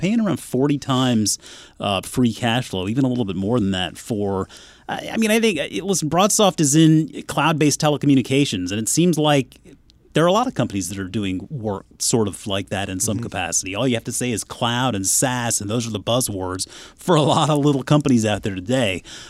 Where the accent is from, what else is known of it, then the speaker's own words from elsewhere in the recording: South Carolina, United States; moved away; also born or lived in Newnan, Georgia; I grew up in South Carolina. Now, I did move up here from Atlanta, Georgia, Noonan to be specific.